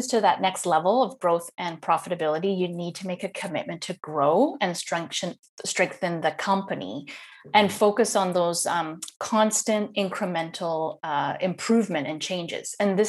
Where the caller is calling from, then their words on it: Netherlands; So today I am calling in from Holland in the Netherlands.